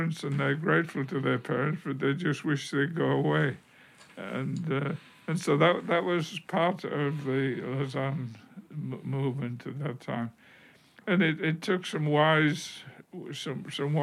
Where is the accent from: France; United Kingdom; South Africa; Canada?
United Kingdom; moved away; being British